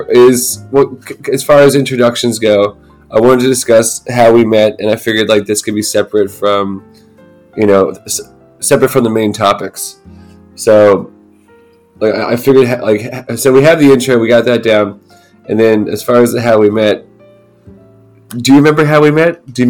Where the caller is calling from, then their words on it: Baltimore, Maryland, United States; I guess we can talk about I'm recording from Baltimore, Maryland.